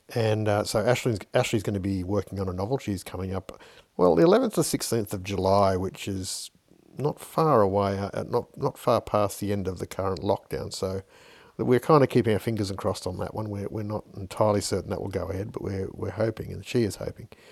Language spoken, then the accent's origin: English; Fiji; as a young kid growing up in Fiji